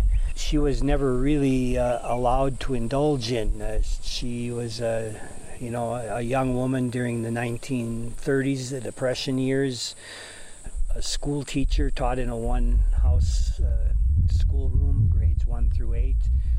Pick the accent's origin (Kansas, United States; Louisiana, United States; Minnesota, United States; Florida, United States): Minnesota, United States; southern; moved away as an adult; now in Zambia; I'm from Minnesota. Grew up in southern Minnesota.